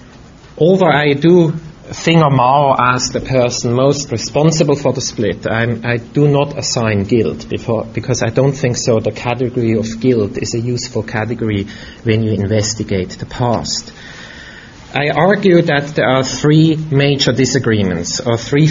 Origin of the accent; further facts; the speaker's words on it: Switzerland; moved away; I grew up in Europe, in Switzerland, and my mother was German.